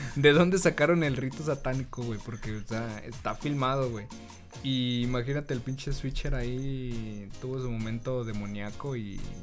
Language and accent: Spanish; Mexico; nosotros como mexicanos